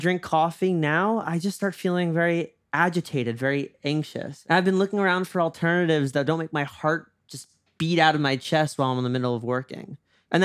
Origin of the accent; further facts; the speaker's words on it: New York, United States; moved away as an adult; now in Los Angeles, United States; As a New Yorker, absolutely.